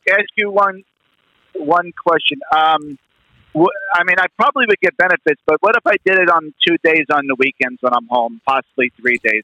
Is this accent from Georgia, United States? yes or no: no; New York, United States; I'm New York. I'm from New York